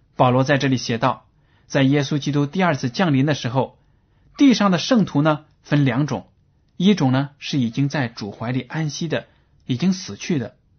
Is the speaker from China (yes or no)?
yes; China; 我们中国人